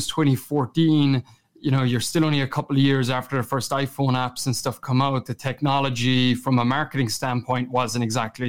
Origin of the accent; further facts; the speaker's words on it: Kerry, Munster, Ireland; accent: Kerry; moved away as an adult; also born or lived in Boston; my Kerry accent